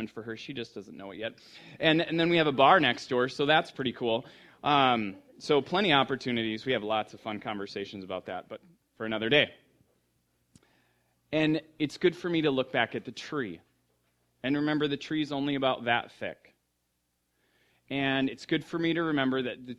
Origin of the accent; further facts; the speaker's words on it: United States; moved away; I grew up in the Red River Valley, which is the richest, darkest topsoil in the world